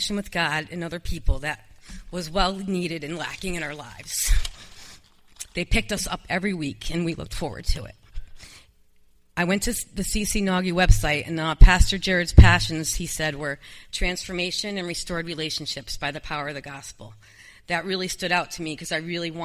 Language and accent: English; Danbury, United States; we moved to my hometown, Danbury, the house I grew up in.